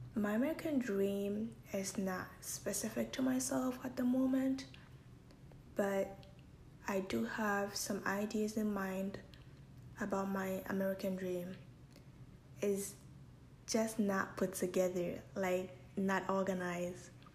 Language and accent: English; Ghana; moved away; I was born and raised in Ghana for the most part of my life